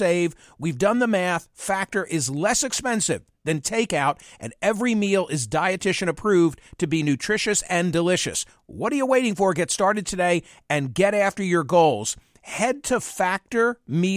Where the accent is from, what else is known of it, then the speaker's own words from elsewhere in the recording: Philadelphia, Pennsylvania, United States; my hometown of Philadelphia